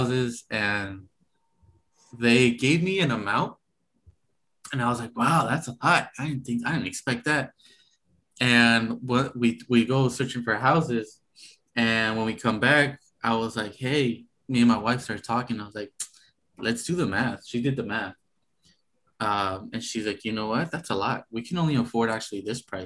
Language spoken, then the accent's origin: English; Sacramento, California, United States; I grew up in South Sac